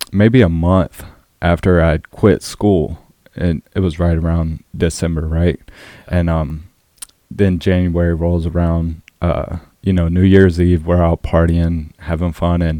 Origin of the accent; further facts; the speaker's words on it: Orangeburg, South Carolina, United States; Yeah, and so it's one of the biggest counties in South Carolina, but there is nothing for the youth.